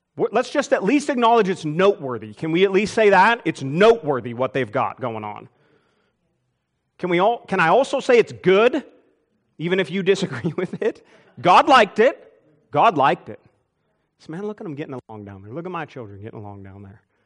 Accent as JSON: {"language": "English", "country": "United States", "said": "I'm an American, I'm thankful to be an American"}